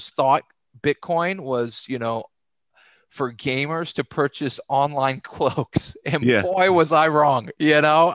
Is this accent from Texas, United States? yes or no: yes; Texas, United States; I grew up in Texas, played Division I football at the University of North Texas